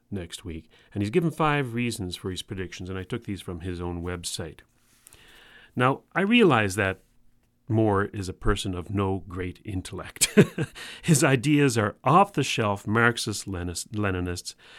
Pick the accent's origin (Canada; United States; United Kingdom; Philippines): Canada; if I were an American and I'm not, remember folks, I'm Canadian